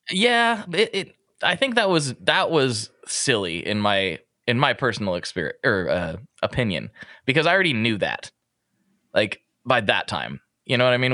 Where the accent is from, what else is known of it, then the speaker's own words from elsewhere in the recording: Portland, Oregon, United States; I'm like, Portland